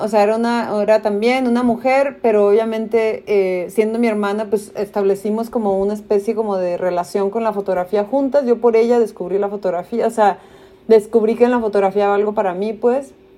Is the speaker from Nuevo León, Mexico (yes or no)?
no; Tijuana, Baja California, Mexico; also born or lived in United States; yo crecí en Tijuana con un pasaporte de Estados Unidos